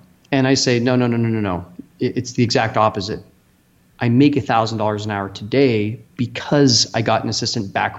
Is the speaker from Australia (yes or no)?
no; Canada; moved away as an adult; now in Austin, United States; I'm from Canada originally, and I hosted a bunch of dinner parties up there